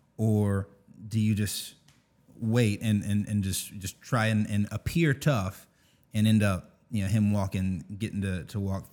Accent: Augusta, Georgia, United States; So I'm from Augusta, born and raised.

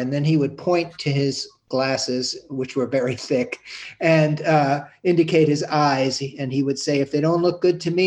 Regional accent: New York City, New York, United States; growing up on the Upper West Side of Manhattan

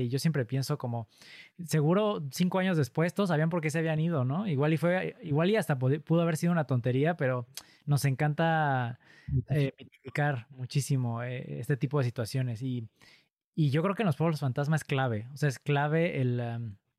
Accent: Pachuca, Hidalgo, Mexico; yo crecí cerca de un pueblo minero, yo soy de Pachuca Hidalgo

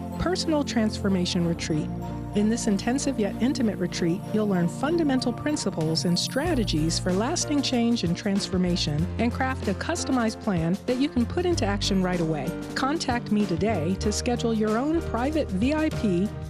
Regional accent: New York, United States; moved away; my home state of New York

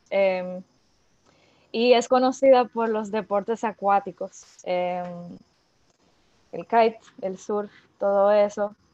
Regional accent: Dominican Republic; also born or lived in France / Montreal; ellos llegaron a la isla hace 24 años y yo era un bebé, tenía 5 meses. O sea que yo nunca viví en, en otro lado que sea República Dominicana

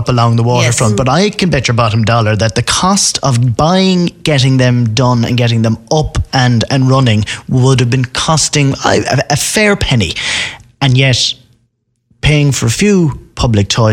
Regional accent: Limerick, Munster, Ireland; I grew up in Castle Troy. My mum's out there

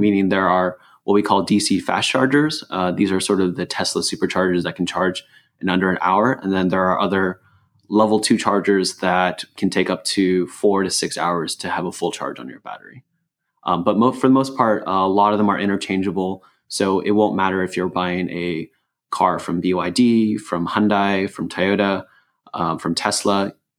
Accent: Los Angeles, California, United States; also born or lived in San Francisco Bay Area; as someone who was born and raised in Los Angeles

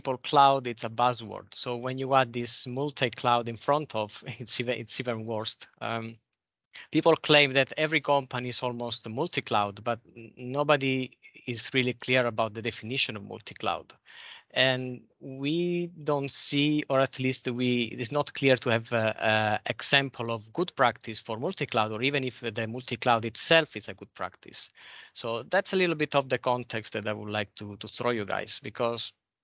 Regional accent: Italy; moved away as an adult; now in Denmark; I come from Italy and I've been living in Denmark for the last 12 years

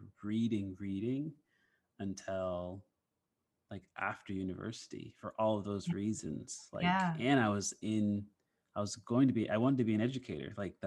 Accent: Nova Scotia, Canada; I'm from Canada. I live in Nova Scotia

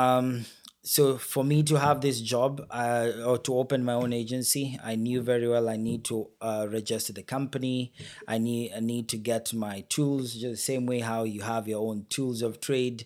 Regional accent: Kenya; moved away as an adult; now in Brampton, Canada; my home country, Kenya, where I already had the company running

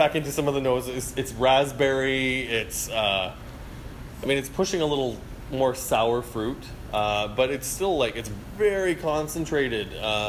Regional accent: Yellowknife, Northwest Territories, Canada; born there; I was born in Yellowknife.

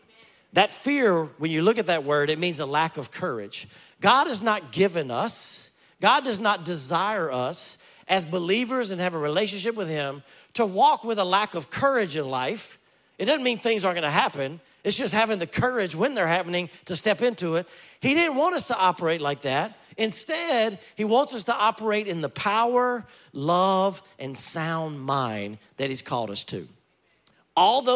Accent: Louisiana, United States; I grew up in Louisiana

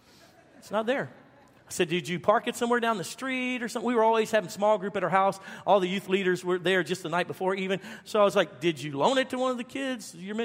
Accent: Baton Rouge, Louisiana, United States; also born or lived in Dallas; now in Arlington, United States; So I moved from Louisiana to Dallas almost 20 years ago, and to Arlington, Texas. And we came from Baton Rouge, Louisiana, which was the third most violent city per capita in the United States.

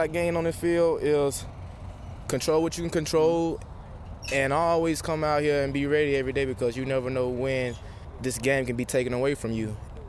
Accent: Alabama, United States; I grew up in Alabama. Tuscaloosa was only a couple miles down the road

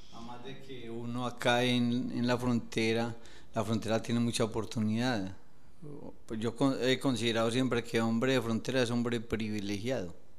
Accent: Medellín, Antioquia, Colombia; moved away as an adult; now in Villa del Rosario, Colombia; Yo soy de Medellín, Antioquia, de un barrio llamado Las Palmas

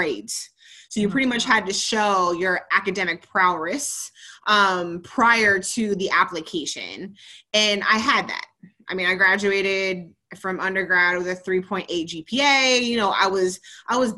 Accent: Columbus, Ohio, United States; moved away as an adult; also born or lived in North Carolina; I'm originally from Columbus, Ohio

